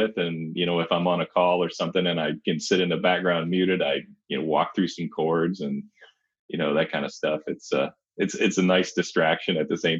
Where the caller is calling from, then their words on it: Indianapolis, Indiana, United States; I am just the north side of Indianapolis.